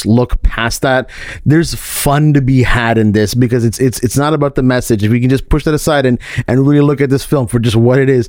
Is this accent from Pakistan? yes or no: yes; Pakistan; I'm Pakistani for all those who are wondering.